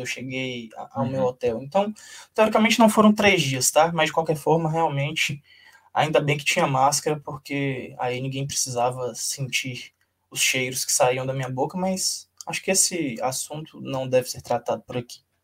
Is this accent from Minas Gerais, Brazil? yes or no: no; Brumado, Bahia, Brazil; moved away; also born or lived in Belo Horizonte; Brumado, que é a cidade de onde eu venho